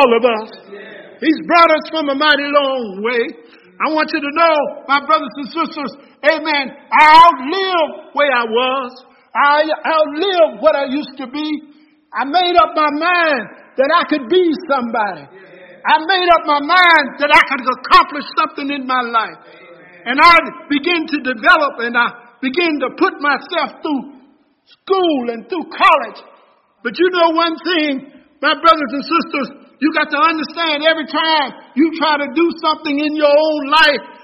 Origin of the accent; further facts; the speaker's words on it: Salisbury, United States; I was the boy from Dixonville.